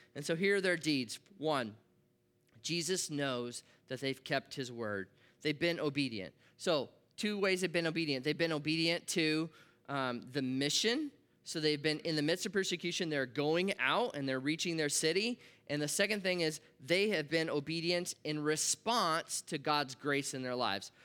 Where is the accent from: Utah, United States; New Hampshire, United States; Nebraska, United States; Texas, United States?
Nebraska, United States; I grew up in Nebraska